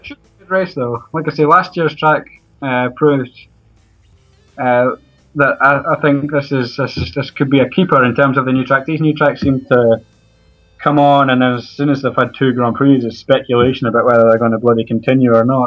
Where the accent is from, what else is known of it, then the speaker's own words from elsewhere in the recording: Edinburgh, Scotland, United Kingdom; I'm from Edinburgh, and I work right across the road from Hearts Stadium